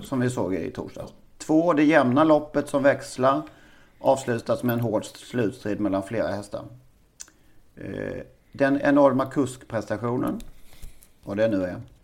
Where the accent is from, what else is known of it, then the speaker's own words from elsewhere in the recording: Karlshamn, Blekinge, Sweden; min hemstad